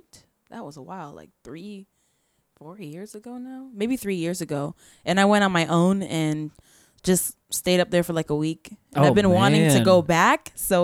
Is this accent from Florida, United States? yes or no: yes; Poinciana, Florida, United States; also born or lived in Brooklyn; Originally born in Brooklyn, but raised in Poinciana, so I can't really rep Brooklyn like that.